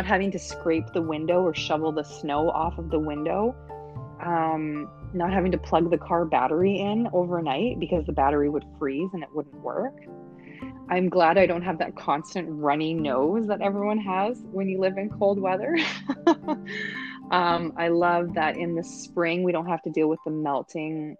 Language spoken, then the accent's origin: English; Canada; moved away as an adult; now in Panama; being Canadian, our idea of vacationing is going somewhere warm and tropical, getting away from the snow. So number one, hands down for me coming from Canada is weather.